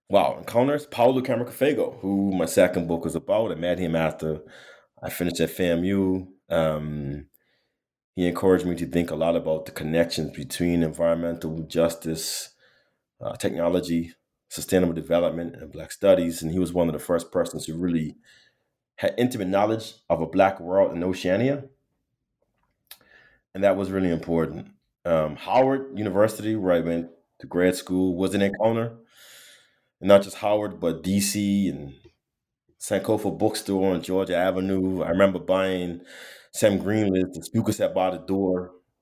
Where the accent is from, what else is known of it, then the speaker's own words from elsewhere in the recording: Bermuda; moved away; I'm from Bermuda, born and raised, small community